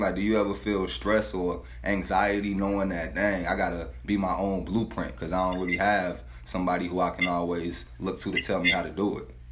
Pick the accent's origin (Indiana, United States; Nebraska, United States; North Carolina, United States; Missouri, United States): Missouri, United States; St. Louis; where I grew up at in St. Louis